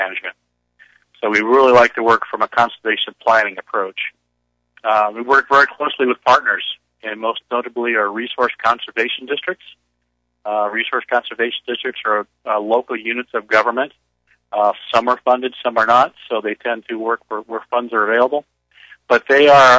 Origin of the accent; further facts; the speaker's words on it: Central Coast, California, United States; I grew up in the Central Coast.